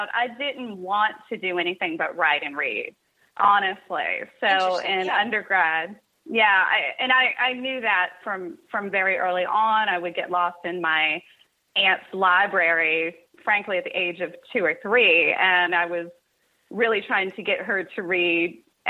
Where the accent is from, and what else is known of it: Cincinnati, Ohio, United States; born or raised there; also born or lived in Kentucky